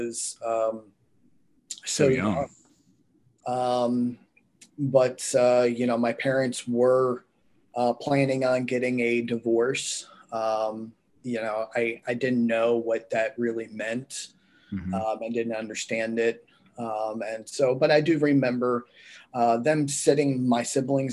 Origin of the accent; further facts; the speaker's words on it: North Carolina, United States; also born or lived in Pittsburgh, Pennsylvania; I was born in right outside Pittsburgh. And then when I was about a year or two old, a family decision was made to move to North Carolina.